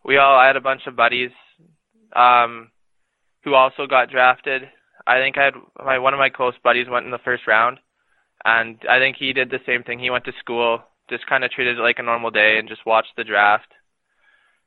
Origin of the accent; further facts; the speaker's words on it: Regina, Saskatchewan, Canada; I'm from Regina, Saskatchewan